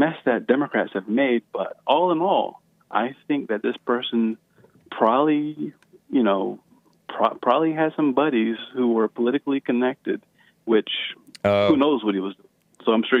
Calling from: Chicago, Illinois, United States; I'm calling you from the People's Republic of Chicago.

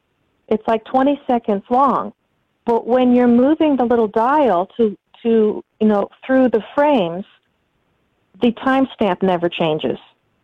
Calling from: Southern Indiana, United States; I'm calling from Southern Indiana.

